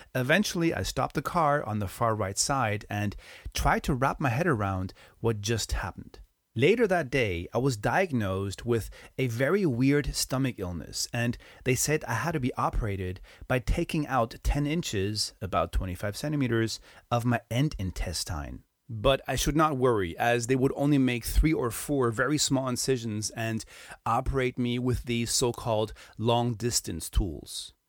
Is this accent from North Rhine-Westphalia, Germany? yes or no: no; Hamburg, Germany; now in Spain; my hometown, Hamburg.